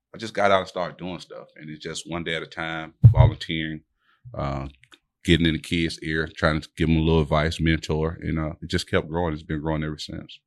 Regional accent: Delray Beach, Florida, United States; born and raised in Delray. You know, we both went off to go to school and came back home.

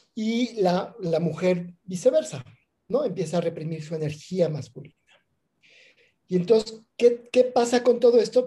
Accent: Mexico City, Mexico; moved away as an adult; now in Oaxaca, Mexico; crecí en la Ciudad de México, ya llevo aquí en Oaxaca 20 años

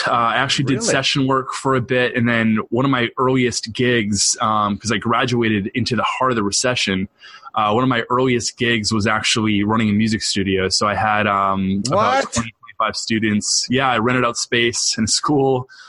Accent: New England, United States; And so I grew up in the Northeast and pretty much have lived here my whole life. I moved around a little bit, but settled now on the North Shore of Boston, and I'm a New Englander through and through.

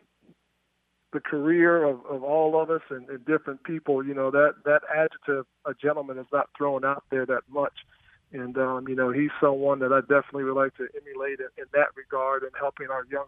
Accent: Greensboro, North Carolina, United States; growing up in Greensboro

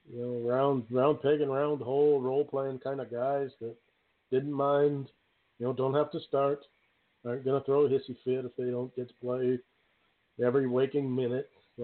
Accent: Canada; I'm from Canada.

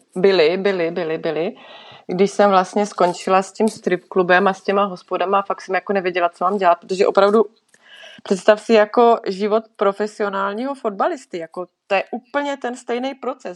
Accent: Czechia; moved away as an adult; now in Switzerland

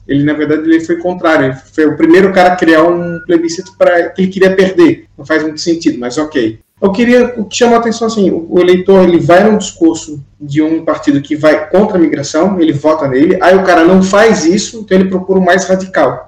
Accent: Brazil; now in Portugal; nós somos aqui três migrantes brasileiros na Europa

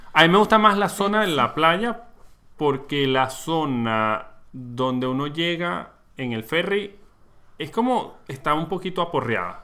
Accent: Barquisimeto, Lara, Venezuela; moved away; also born or lived in Maracay, Aragua; Barquisimeto, la ciudad donde nos criamos, Mucha gente cree que yo nací en Barquisimeto, yo no soy guaro, soy guaro de adopción. Yo nací en Maracay, Estado de Aragua.

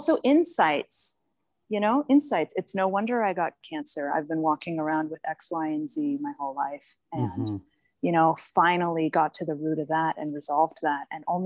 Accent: Boston, Massachusetts, United States; I was raised in Boston

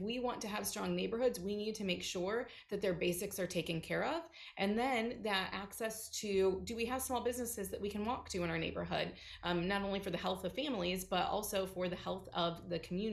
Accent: Fort Wayne, Indiana, United States; I grew up in Fort Wayne on a street that was riddled by gun violence

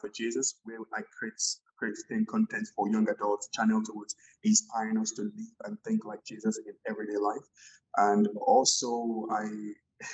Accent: Nigeria; moved away as an adult; also born or lived in Alberta, Canada; now in Canada; I'm from Nigeria. I came to Canada in January of 2013

